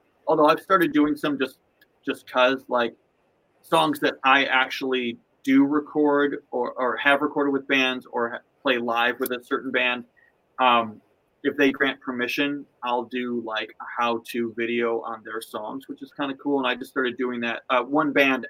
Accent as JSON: {"language": "English", "town": "Buffalo", "region": "New York", "country": "United States", "tie": "born or raised there", "moved": "yes", "lives_now": "Los Angeles, United States", "said": "I grew up in Buffalo"}